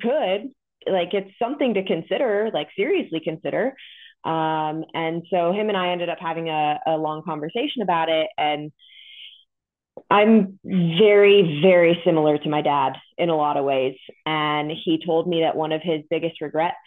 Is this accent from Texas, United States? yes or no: no; Modesto, California, United States; moved away as an adult; also born or lived in New Jersey; now in Kansas, United States; I was born and raised in California